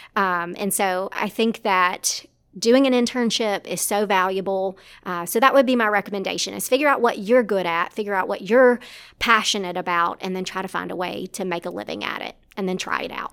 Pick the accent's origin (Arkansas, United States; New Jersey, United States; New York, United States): Arkansas, United States; South; moved away as an adult; now in Ruston, United States; originally from South Arkansas